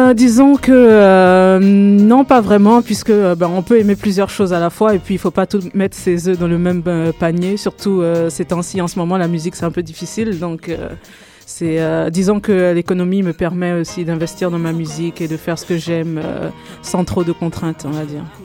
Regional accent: Côte d’Ivoire; moved away as an adult; now in Canada; je suis née, j'ai grandi en Côte d'Ivoire, je suis arrivée au Canada il y a une dizaine d'années

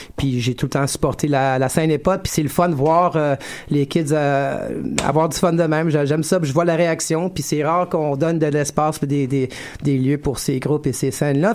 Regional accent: West Coast, California, United States; now in Montreal, Canada; j'ai grandi euh, sur le West Coast en Californie d'un père québécois

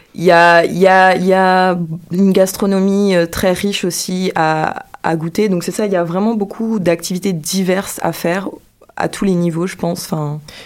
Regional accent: Guadeloupe; moved away as an adult; also born or lived in Martinique / Trois-Rivières / Saint-François; je suis née en Martinique et j'ai grandi en Guadeloupe.

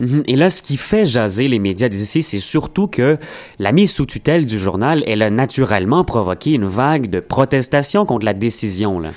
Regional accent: Montreal, Quebec, Canada; On est Montréalais

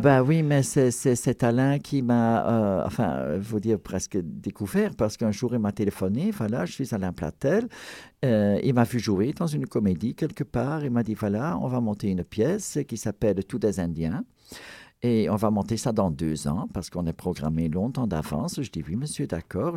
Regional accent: Ghent, Flanders, Belgium; first language Flemish; French is a second language; ma ville natale, Gand, en Belgique

